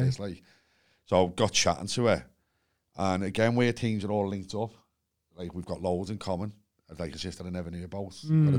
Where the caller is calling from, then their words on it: Liverpool, North West England, United Kingdom; I'm phoning from Liverpool.